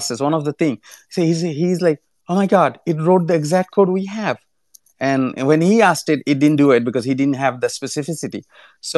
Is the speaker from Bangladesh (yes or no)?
yes; Bangladesh; now in United States; I'm originally from Bangladesh